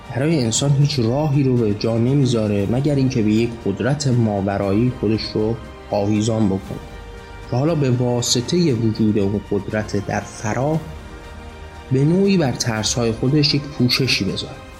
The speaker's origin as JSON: {"language": "Persian", "country": "Iran", "said": "مایی که ایرانی هستیم و مسلمان زاده"}